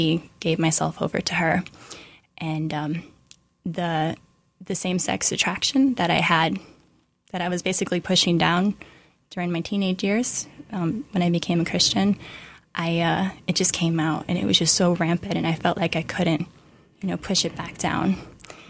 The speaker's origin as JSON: {"language": "English", "region": "Iowa", "country": "United States", "moved": "as an adult", "lives_now": "New York, United States", "said": "I'm actually from Iowa."}